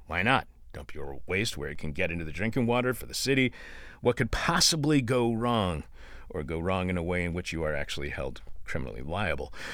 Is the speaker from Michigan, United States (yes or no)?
yes; Detroit, Michigan, United States; I was born over on, like, uh, just across the street from, like, Grosse Pointe Woods, I think, Six Mile